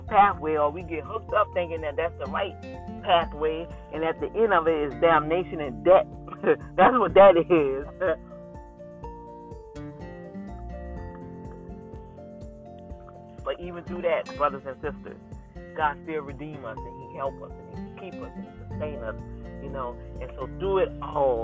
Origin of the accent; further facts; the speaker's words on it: New Orleans, Louisiana, United States; moved away; my hometown city, New Orleans, Louisiana